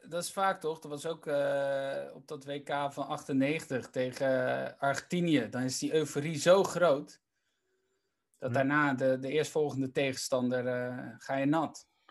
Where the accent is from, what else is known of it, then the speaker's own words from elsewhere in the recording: Randstad, Netherlands; ik kom natuurlijk uit de Randstad